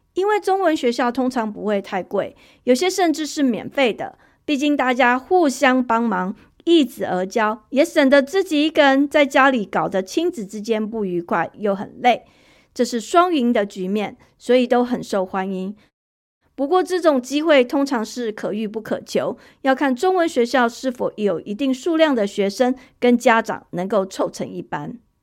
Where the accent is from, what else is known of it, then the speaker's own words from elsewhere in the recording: Taiwan; moved away as an adult; now in United States; 我离开台湾已经十几年了